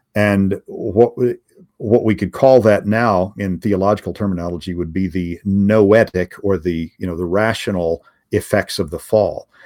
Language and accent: English; United States; as an American